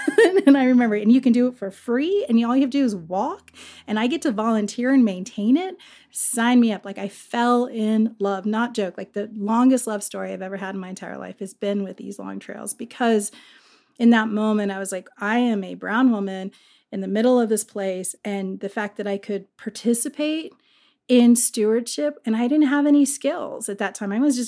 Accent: Virginia, United States; You know, I grew up actually in Virginia. My dad worked for the State Department, and we traveled all over the world growing up, and we ended up in Northern Virginia every time in between a deployment.

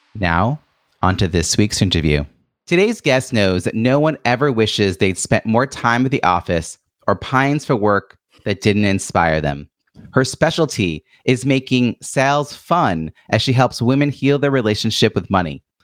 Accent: Long Island, New York, United States; I was born and raised in Long Island

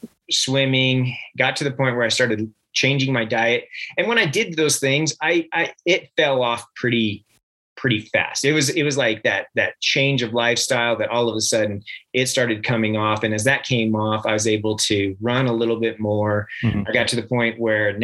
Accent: Reno, Nevada, United States; moved away as an adult; also born or lived in Henderson, Nevada / Las Vegas, Nevada / Texas / Washington; now in Heber City, United States; I'm actually from Nevada. I grew up really young in outside of Las Vegas and Henderson. In grade school, we moved up to Reno, and pretty much I lived up until graduation

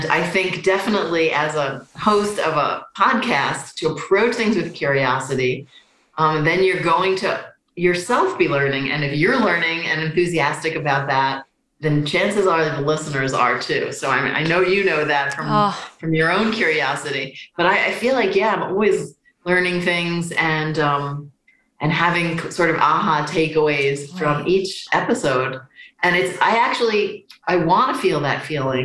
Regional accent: New York City, New York, United States; I grew up in New York City with food loving parents.

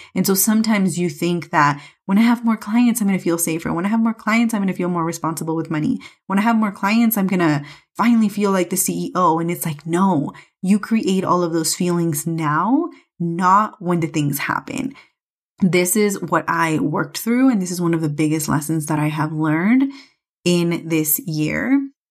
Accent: California, United States; moved away as an adult; now in Mexico City, Mexico; I'm obviously from California

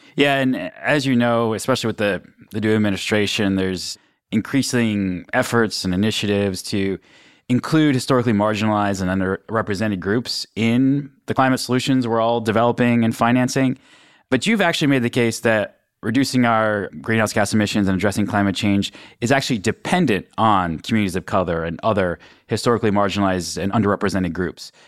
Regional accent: Western Pennsylvania, United States; I'm actually from Western Pennsylvania, this steel cold country

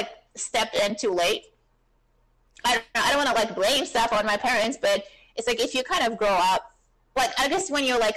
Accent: Germany; moved away as an adult; also born or lived in New York; I grew up in Europe

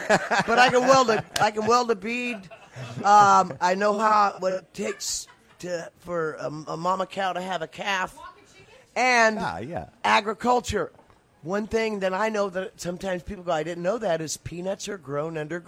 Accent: Idabel, Oklahoma, United States; moved away as an adult; also born or lived in Broken Bow, Oklahoma / Georgetown, California; I moved to Broken Bow when I was just about 11 and lived 1 year in Broken Bow, got this tattoo, and then moved for 5 more years over in Idaho, Oklahoma. I graduated Bicentennial 76

